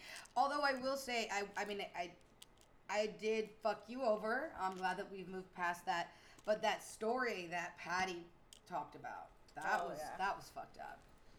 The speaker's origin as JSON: {"language": "English", "region": "Virginia", "country": "United States", "tie": "born or raised there", "moved": "as an adult", "lives_now": "California, United States", "said": "Yeah, because I'm like from Virginia. You know what I mean? I just moved to California. I grew up in Virginia where there's not a lot of gay people."}